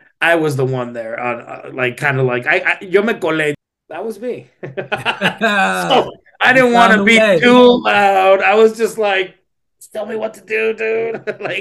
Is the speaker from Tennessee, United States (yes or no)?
no; Laredo, Texas, United States; I'm from Laredo, Texas